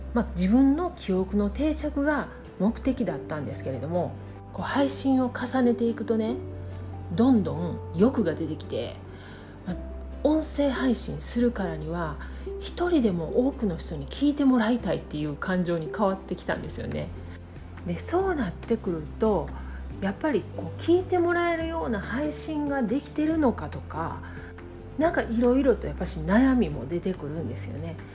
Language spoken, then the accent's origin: Japanese; Kansai, Japan; accent: Kansai dialect; 関西弁でゆるくお届けしています